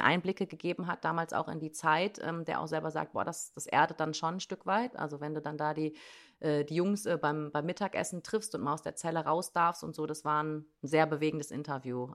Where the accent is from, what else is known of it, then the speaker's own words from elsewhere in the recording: Germany; bei uns in Deutschland